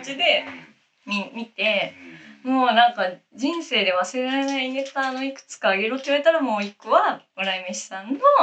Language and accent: Japanese; Saitama, Japan; 私、埼玉県、埼玉県出身